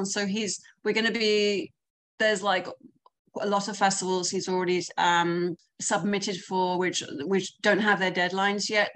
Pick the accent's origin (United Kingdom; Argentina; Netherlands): United Kingdom; London; moved away as an adult; now in United States; I'm from London. I've been here for like 8.5 years on an O-1 visa.